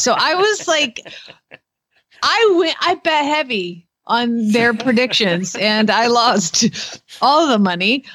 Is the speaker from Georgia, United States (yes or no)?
yes; Atlanta, Georgia, United States; I'm from Atlanta